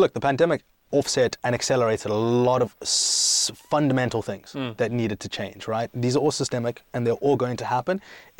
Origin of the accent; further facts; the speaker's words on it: South Africa; also born or lived in Greece; And then I grew up in South Africa, and I grew up in Greece, and then I studied in London, and I lived in America.